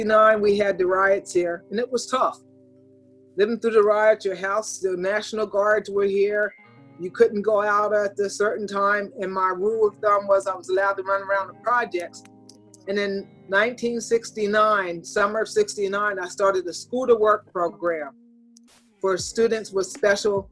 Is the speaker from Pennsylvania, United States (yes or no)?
yes; York, Pennsylvania, United States; York College, Pennsylvania. It's a college in my hometown